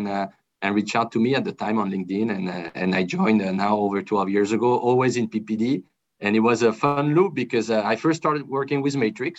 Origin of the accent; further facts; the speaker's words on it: France; I'm originally from France. My dad's from France. My mom's from Colombia. So I was born and raised in France